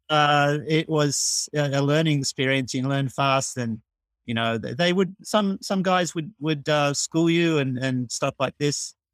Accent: Melbourne, Victoria, Australia; moved away as an adult; now in Tokyo, Japan; I'm from Australia and from Melbourne. I still am from Melbourne, but I've actually spent my, more of my life living in Japan, in Tokyo, than, than in Australia

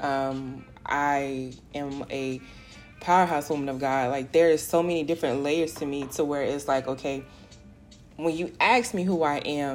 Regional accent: South Florida, United States; moved away as an adult; now in Houston, United States; I grew up and raised in South Florida. I am a Florida girl, heart and heart, through and through.

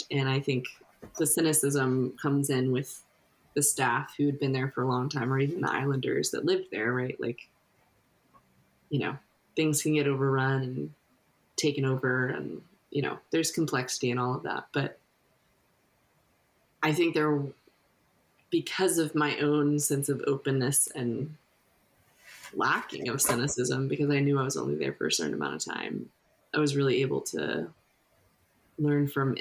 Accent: United States; me as an American

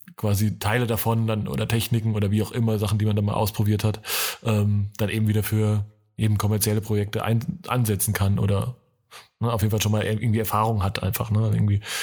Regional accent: Franconia, Germany; die bayerische Grenze ist vor meinem Geburtsort äh, oder meiner Heimat nur ein paar Kilometer weit weg

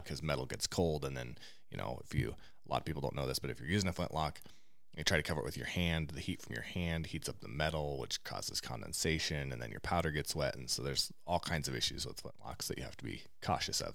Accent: Eastern Oregon, United States; growing up in Eastern Oregon

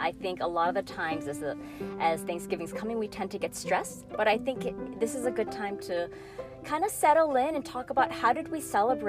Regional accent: Chicago, Illinois, United States; now in California, United States; I grew up in the Midwest in Chicago and it was just my parents and my brother and I because my dad's side of the family was all here in California.

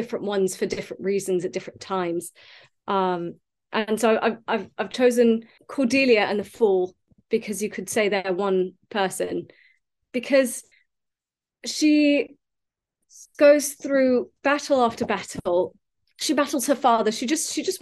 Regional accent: United States; I grew up in America

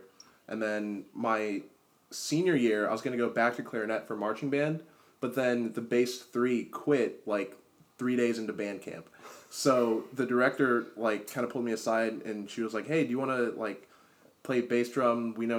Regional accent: South Brunswick, New Jersey, United States; So I'm from New Jersey. So I went to South Brunswick High School

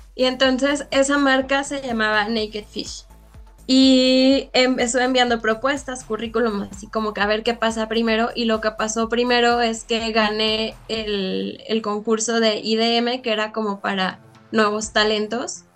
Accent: León, Guanajuato, Mexico; ya me había regresado a León porque yo soy de León

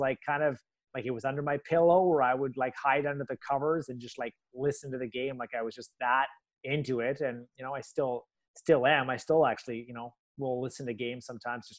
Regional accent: Vancouver, British Columbia, Canada; I played some goalie growing up in Vancouver where I went to high school

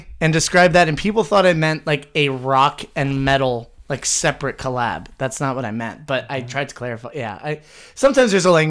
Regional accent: United States; I am American

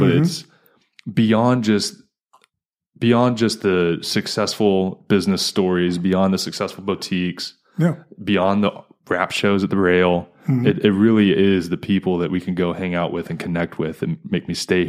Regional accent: East Coast, United States; now in Fort Wayne, United States; I'm not from Fort Wayne. I wasn't one of those mm-hmm. people that were born and raised here. Moved here from the East Coast.

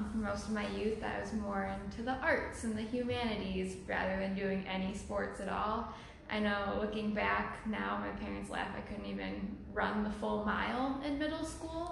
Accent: Crystal Lake, Illinois, United States; moved away as an adult; also born or lived in Iowa City, Iowa; now in Madison, United States; I went to high school in Crystal Lake, Illinois. That's where I've lived my entire life up until I moved for college.

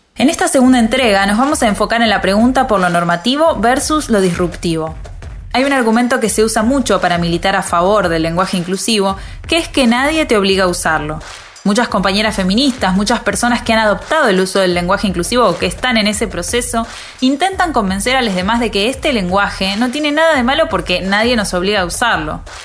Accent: Río de la Plata, Argentina; accent: Rioplatense; en Argentina, o mejor dicho, en la región rioplatense hablamos así como me estás oyendo

